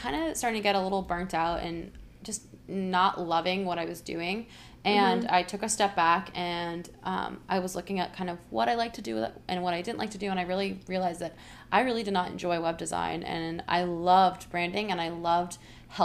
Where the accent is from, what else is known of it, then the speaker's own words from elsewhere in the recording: Hilton Head, South Carolina, United States; moved away; I'm from Hilton Head, South Carolina